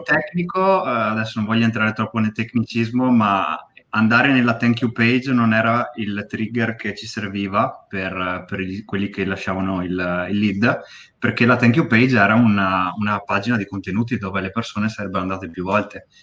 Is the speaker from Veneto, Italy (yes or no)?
yes; Bassano del Grappa, Veneto, Italy; now in Pove del Grappa, Italy; A 5 minuti da Bassano, a Pove. Però sono nato a Bassano